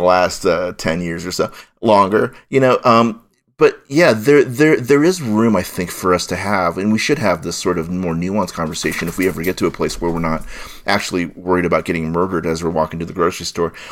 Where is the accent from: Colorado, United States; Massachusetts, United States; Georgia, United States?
Colorado, United States; Golden; first language Chinese; English is a second language; I was born in Colorado and Golden. I, I was raised in a really Norman Rockwillie sort of upbringing situation in Downtown Golden